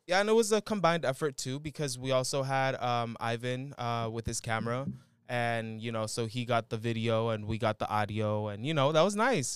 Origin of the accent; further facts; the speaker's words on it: San Rafael, California, United States; my hometown, San Rafael